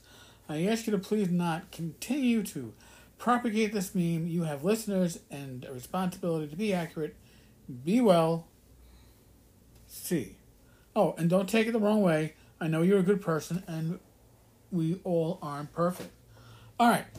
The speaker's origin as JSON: {"language": "English", "area": "the North", "region": "Northern United States", "country": "United States", "said": "as a Northerner"}